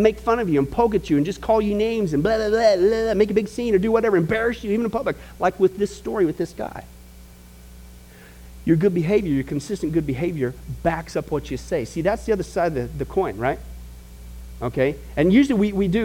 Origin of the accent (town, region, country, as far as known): Midwest, United States; born or raised there